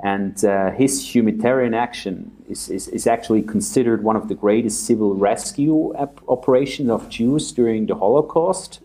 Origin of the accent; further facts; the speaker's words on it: a village near Zurich, Switzerland; moved away as an adult; now in Munich, Germany; where I grew up in uh, in, uh, in, a, in, a, little little village about 15 minutes outside of Zurich.